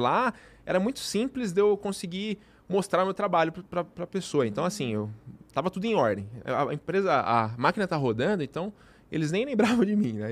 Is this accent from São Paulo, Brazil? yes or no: yes; interior of São Paulo, Brazil; Eu sou do interior de São Paulo